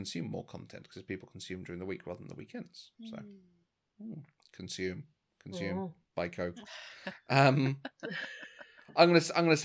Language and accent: English; United Kingdom; I'm half Scottish. I'm half English.